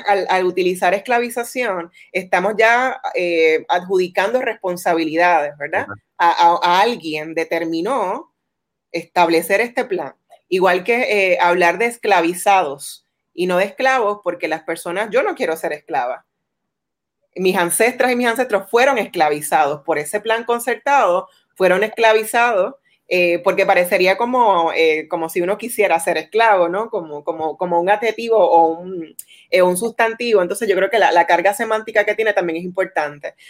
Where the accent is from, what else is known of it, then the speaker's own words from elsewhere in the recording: Puerto Rico; nos identifican como puertorriqueños